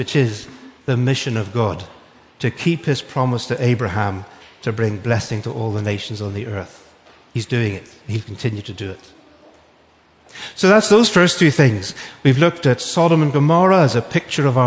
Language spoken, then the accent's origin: English; Northern Ireland, United Kingdom; accent: Northern Irish; moved away; It's actually from Northern Ireland. Because although I'm British, I'm not English, I'm Irish